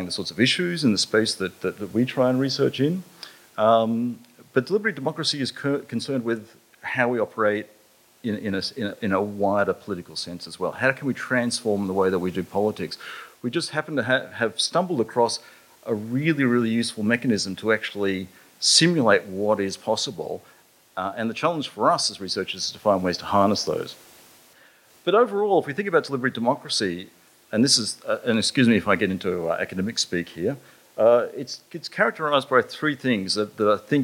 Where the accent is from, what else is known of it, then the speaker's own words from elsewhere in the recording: Mossman, Queensland, Australia; I grew up in North Queensland. I actually finished my high school in Mossman, in far, far North Queensland.